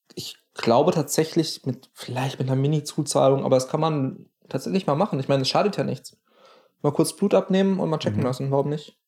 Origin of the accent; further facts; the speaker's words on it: near the Knüll, Hesse, Germany; wo ich aufgewachsen bin, da gibt es so, so ein möchte gern Berg, nenne ich es mal, den mhm. Knüll oder das Knüllköpfchen